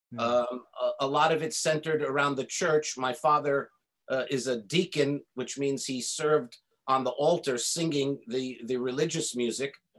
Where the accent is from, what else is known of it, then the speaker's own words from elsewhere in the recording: United States; I was born and raised in in America